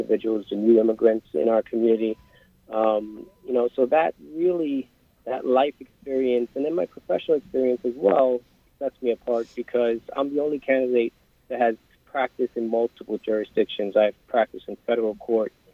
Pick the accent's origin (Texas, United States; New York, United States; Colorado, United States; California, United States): New York, United States; New York City; growing up in East New York, Brooklyn, a young man of color